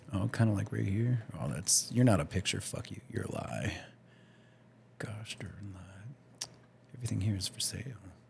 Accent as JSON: {"language": "English", "area": "D.C. area", "region": "Maryland", "country": "United States", "tie": "born or raised there", "moved": "yes", "said": "I grew up in the Maryland, you know, D.C. area as well."}